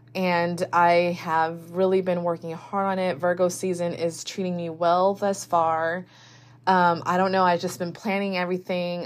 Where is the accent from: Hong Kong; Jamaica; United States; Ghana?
United States; as an American.